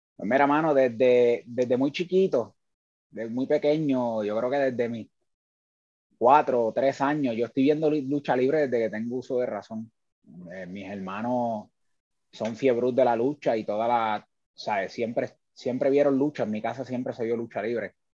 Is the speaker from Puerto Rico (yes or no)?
yes; Lares, Puerto Rico; es una persona que sale de eh, la ciudad del Grito, del Ares, eh, muy orgulloso de mi pueblo